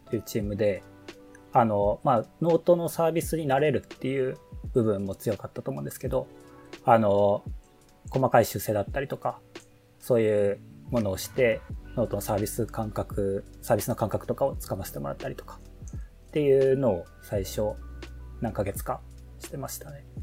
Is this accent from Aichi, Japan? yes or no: yes; Aichi, Japan; まあ、もともと愛知県出身なんですけど、そういう、あ都会、まあ別に愛知県都会っていうわけでもないんですけど